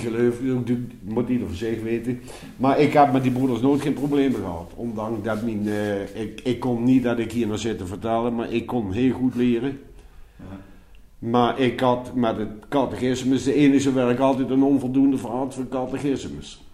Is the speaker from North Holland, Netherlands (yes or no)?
no; Nijmegen, Gelderland, Netherlands; accent: Nijmeegs; daar ben ik opgegroeid